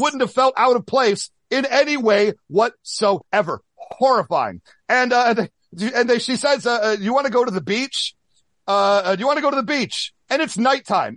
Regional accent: Midwest, United States; growing up in the Midwest

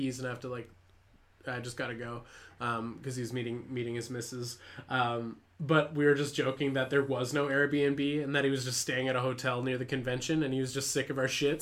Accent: Canada; I'm Canadian

